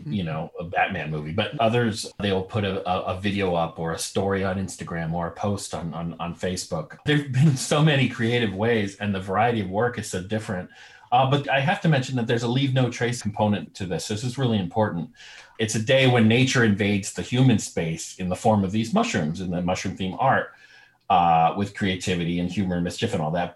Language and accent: English; New York, United States; I'm from New York